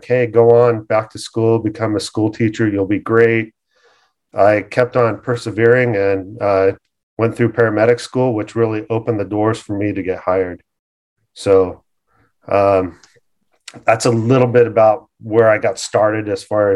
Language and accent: English; Costa Mesa, California, United States; I grew up in Costa Mesa, finished high school there